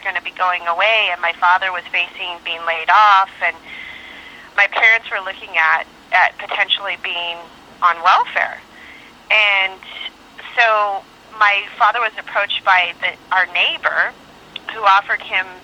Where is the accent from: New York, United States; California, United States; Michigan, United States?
California, United States; Los Angeles; also born or lived in Valencia, California / Granada Hills, California; I was born in Valencia, Granada Hills, California, but my family, we grew up in the L.A. area, mm-hmm. San Fernando Valley